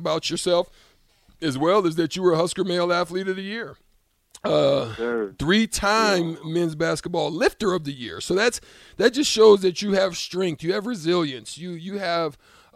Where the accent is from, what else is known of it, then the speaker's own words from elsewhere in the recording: Opelika, Alabama, United States; I was born in Opelika